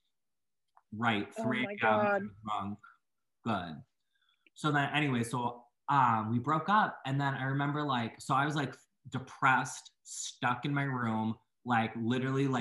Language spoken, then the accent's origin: English; Boston, Massachusetts, United States; moved away as an adult; now in Maine, United States; I usually live in Maine like year round, even though I'm from Boston